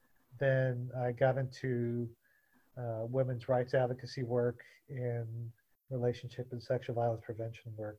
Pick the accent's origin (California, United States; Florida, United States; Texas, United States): Texas, United States; Southeast; for me growing up in Southeast Texas.